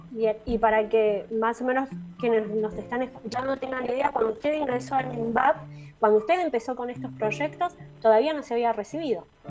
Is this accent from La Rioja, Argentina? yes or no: yes; La Rioja, Argentina; como riojanos estamos todos más que orgullosos